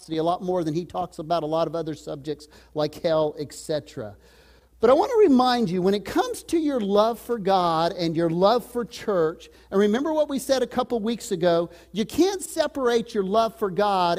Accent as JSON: {"language": "English", "region": "Texas", "country": "United States", "tie": "born or raised there", "moved": "yes", "said": "I was raised in Texas."}